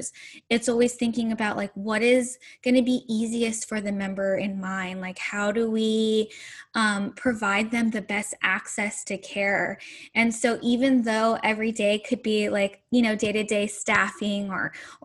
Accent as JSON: {"language": "English", "region": "Central Valley of California", "country": "United States", "tie": "born or raised there", "also_born_or_lived": "Bay Area", "said": "I grew up in the Central Valley of California"}